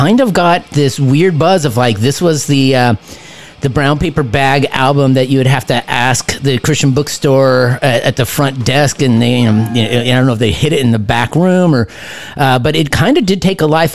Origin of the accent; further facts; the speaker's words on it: Southern California, United States; I grew up in Southern California